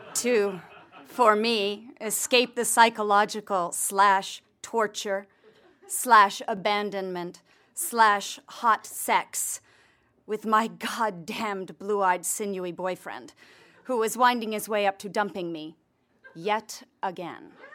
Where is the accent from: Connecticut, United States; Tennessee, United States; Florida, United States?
Connecticut, United States; also born or lived in Santa Fe; now in Los Angeles, United States; I'm a Calvinist from Connecticut